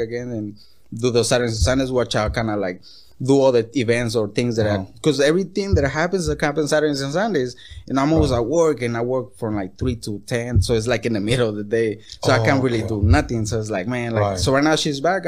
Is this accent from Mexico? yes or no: yes; Tijuana, Baja California, Mexico; first language Spanish; English is a second language; now in Los Angeles, United States; I'm from Tijuana, you know, that's where I'm from.